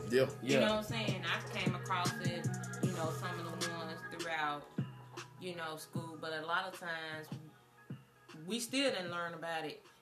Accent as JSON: {"language": "English", "town": "Birmingham", "region": "Alabama", "country": "United States", "tie": "born or raised there", "said": "I was raised in College Hills"}